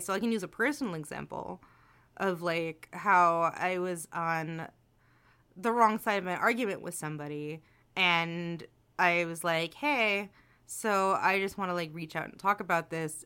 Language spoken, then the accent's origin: English; New Jersey, United States; I'm from New Jersey